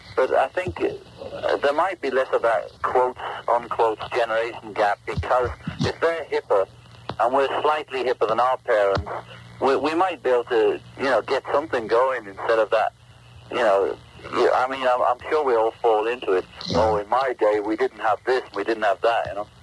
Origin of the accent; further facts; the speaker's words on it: England, United Kingdom; moved away as an adult; now in United States; we were all brought up on, in England